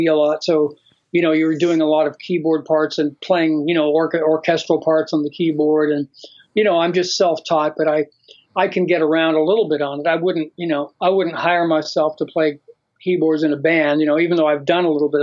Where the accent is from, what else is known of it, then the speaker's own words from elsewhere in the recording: Florida, United States; moved away as an adult; now in Los Angeles, United States; I grew up in Florida, and that's where I started playing music